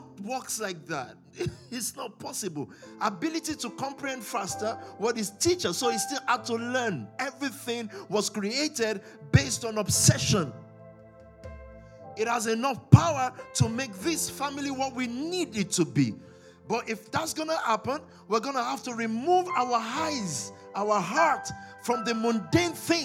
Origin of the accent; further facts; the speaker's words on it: Nigeria; I'm from Nigeria. I'm African. But I'm from Nigeria. Precisely from the Yoruba tribe.